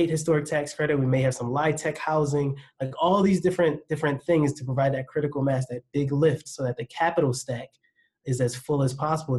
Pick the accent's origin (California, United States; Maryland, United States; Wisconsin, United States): Maryland, United States; Baltimore; accent: Baltimore; My Baltimore accent sometimes escapes me